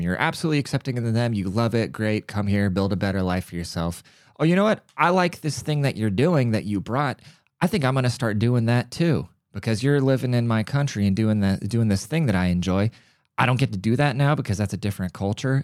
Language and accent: English; United States; America, we are the melting pot. We're a very multicultural country